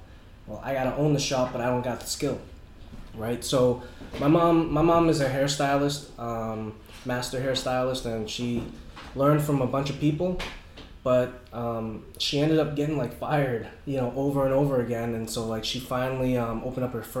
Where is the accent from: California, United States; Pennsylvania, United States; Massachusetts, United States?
Massachusetts, United States; Boston; I grew up in Southie.